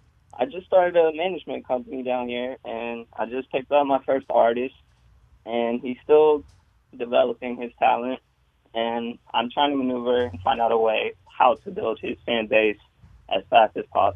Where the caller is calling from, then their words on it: Tampa, Florida, United States; I'm from Tampa.